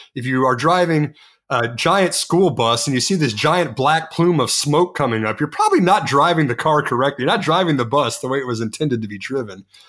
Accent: Texas, United States; I'm from Texas

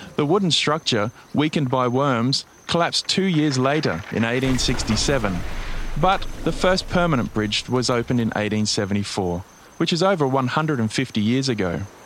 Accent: Brisbane, Queensland, Australia; I have a particular interest in my hometown, Brisbane, and my home state of Queensland

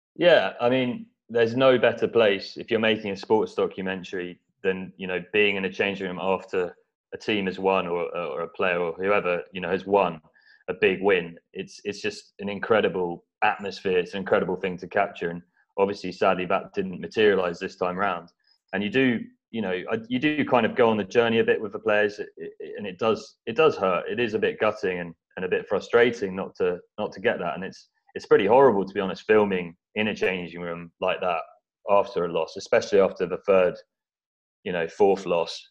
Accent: East Anglia, near Norwich, East of England, United Kingdom; I grew up in East Anglia, so near Norwich

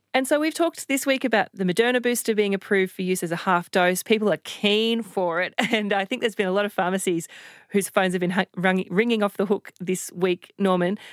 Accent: Queensland, Australia; My home state of Queensland

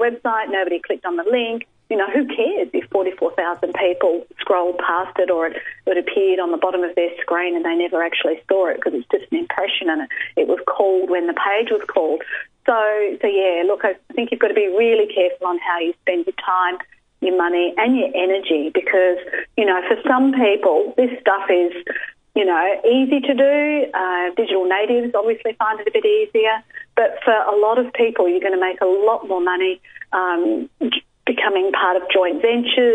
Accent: Australia; I'm Australian

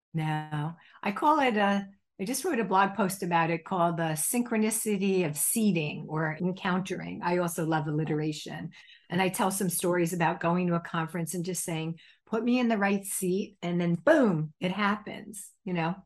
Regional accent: New Jersey, United States; When I was a child growing up in New Jersey

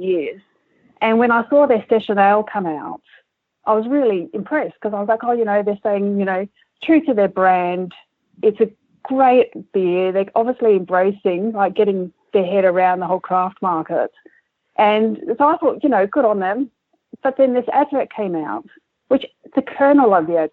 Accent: Adelaide, South Australia, Australia; I grew up in Kensington Park, which was down the road from the Coopers' original Leabrook Brewery.

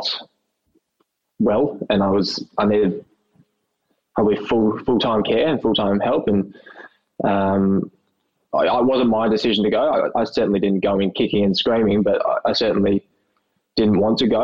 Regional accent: Melbourne, Victoria, Australia; I was born here in Melbourne at the Mercy Hospital, the old Women's Mercy Hospital

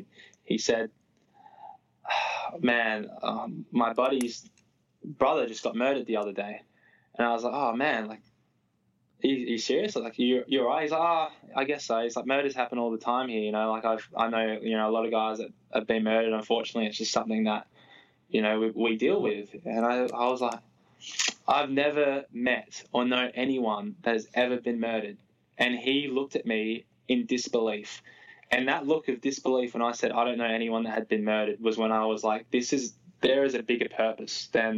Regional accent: Australia; moved away as an adult; now in United States

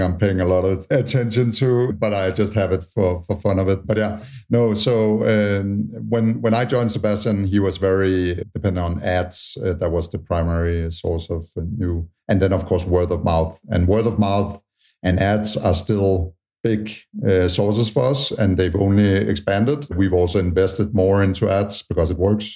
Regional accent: Tanzania; moved away; also born or lived in Utah; I was born in Tanzania

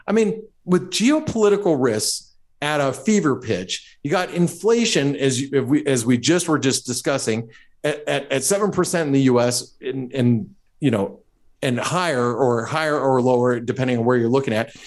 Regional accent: United States; I'm speaking as an American

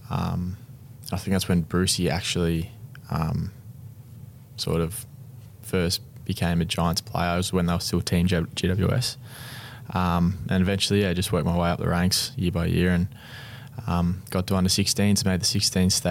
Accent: Canberra, Australian Capital Territory, Australia; Uh, Canberra was a pretty fun place to grow up. Um, it was uh, heavily rugby and rugby union um, based territory, I guess.

